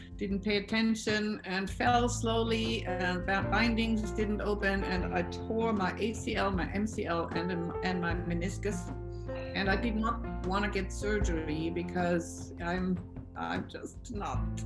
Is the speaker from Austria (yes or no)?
yes; Austria; English is a second language; I am from Austria. So please excuse my accent